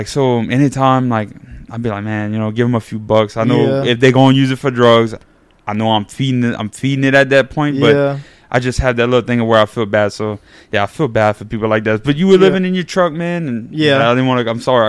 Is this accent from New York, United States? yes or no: no; New Iberia, Louisiana, United States; I grew up in Acadian Acres.